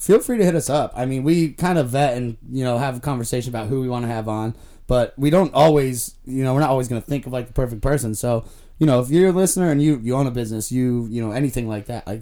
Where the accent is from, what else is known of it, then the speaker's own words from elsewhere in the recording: Florida, United States; I'm from Florida